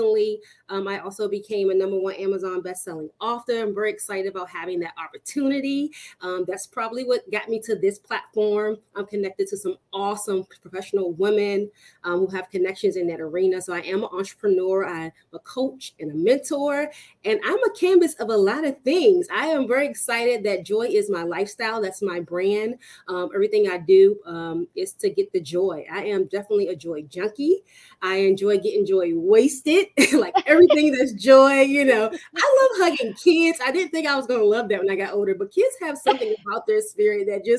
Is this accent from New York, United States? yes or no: no; Washington, District of Columbia, United States; I am from the Washington, D.C. area, born and raised.